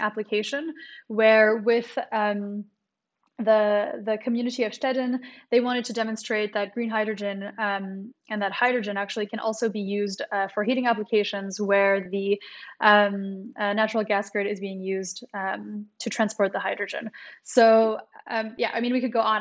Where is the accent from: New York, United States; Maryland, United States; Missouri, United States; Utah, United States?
Maryland, United States; also born or lived in New Caledonia / Canada; I was born in New Caledonia, then I, I grew up in, uh, the United States, in Maryland, and then I, I studied in Canada